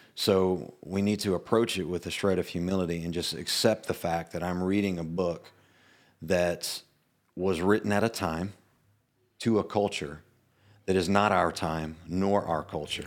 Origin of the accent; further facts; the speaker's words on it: the South, United States; I'm from the South